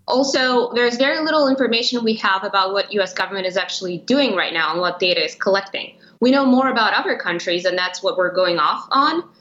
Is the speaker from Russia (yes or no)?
yes; Russia; also born or lived in Europe; now in United States; And I was born and I grew up in Russia, and I've lived around Europe for a while.